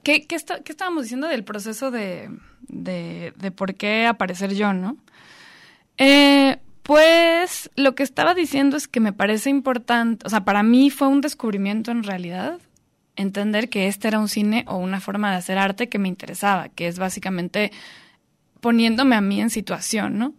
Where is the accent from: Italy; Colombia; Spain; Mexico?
Mexico; Guadalajara, Jalisco; yo crecí en Guadalajara